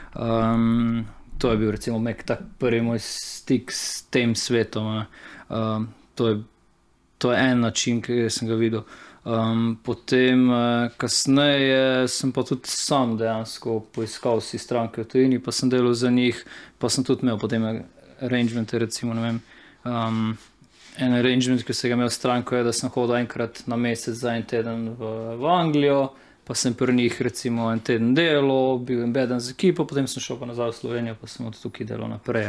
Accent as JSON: {"language": "Slovenian", "country": "Slovenia", "said": "sem pač začel delati kot uh, eh, slovenc v slovenskem podjetju za tuje naročnike"}